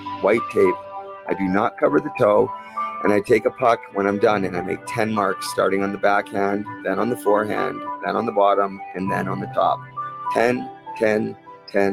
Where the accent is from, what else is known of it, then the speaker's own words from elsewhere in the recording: Port Coquitlam, British Columbia, Canada; When I was 8 years old in my hometown of Port Coquitlam, we got our very own indoor hockey training center